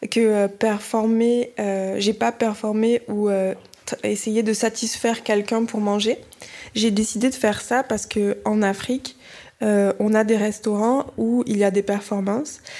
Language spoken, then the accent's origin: French; Edo, Nigeria; French is a second language; Euh, dans mon pays, euh, je viens de Edo State, au Nigeria. On a des histoires euh, très anciennes et des traditions.